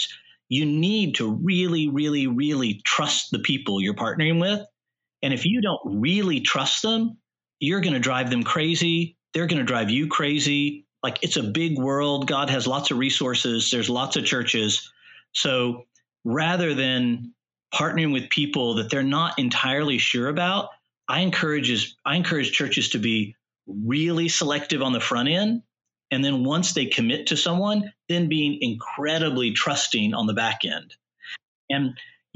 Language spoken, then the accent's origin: English; Texas, United States; now in Washington, D.C., United States; I'm from Texas